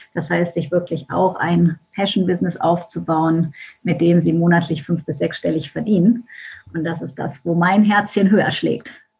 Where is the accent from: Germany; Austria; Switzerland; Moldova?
Germany; Düsseldorf, North Rhine-Westphalia; Ich komme aus Düsseldorf